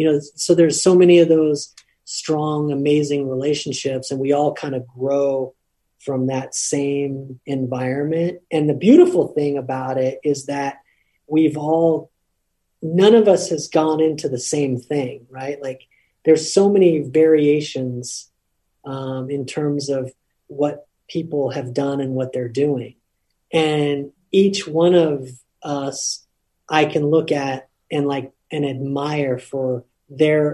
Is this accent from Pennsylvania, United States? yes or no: no; Lompoc, California, United States; moved away; I'm from Lompoc, or I'm from Cabrillo High School